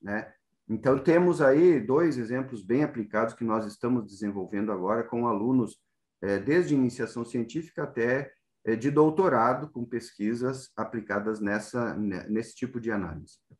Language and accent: Portuguese; Rio Grande do Sul, Brazil; moved away as an adult; also born or lived in Santa Maria / Botucatu / Presidente Prudente / Rosana; now in São Paulo, Brazil; eu vim do Rio Grande do Sul há mais de 20 anos